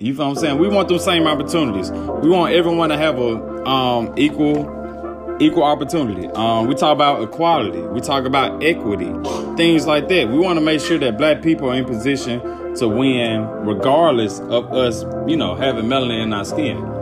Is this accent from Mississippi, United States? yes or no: yes; Alcorn, Mississippi, United States; I'm from Alcorn